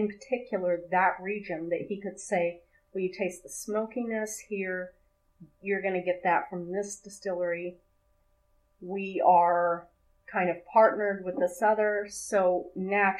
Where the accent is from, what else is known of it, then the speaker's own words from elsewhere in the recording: Oklahoma, United States; now in Akron, United States; I grew up in Oklahoma